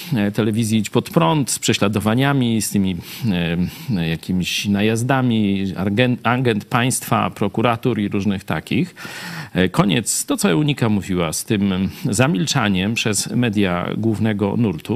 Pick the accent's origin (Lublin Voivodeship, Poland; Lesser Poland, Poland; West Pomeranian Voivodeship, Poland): Lublin Voivodeship, Poland; Lublin; also born or lived in Kraków; Jesteśmy z Lublina